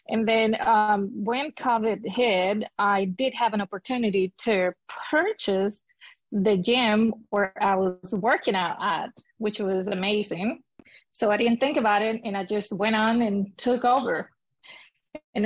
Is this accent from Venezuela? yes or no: yes; Venezuela; moved away as an adult; now in Houston, United States; I was born and raised in Venezuela, South America